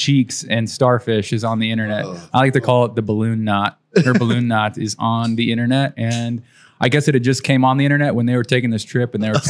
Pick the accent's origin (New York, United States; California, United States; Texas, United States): Texas, United States; San Antonio; Born and raised San Antonio.